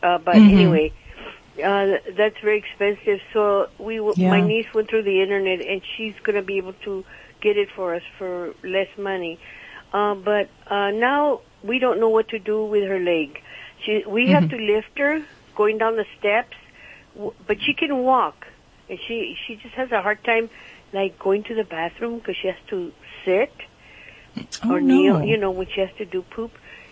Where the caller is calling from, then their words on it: Pico Rivera, California, United States; I'm calling from Los Angeles, Pico Rivera.